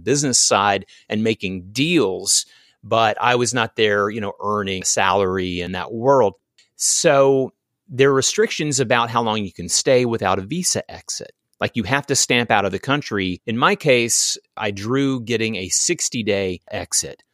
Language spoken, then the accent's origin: English; American South, United States; I was born and raised in the American South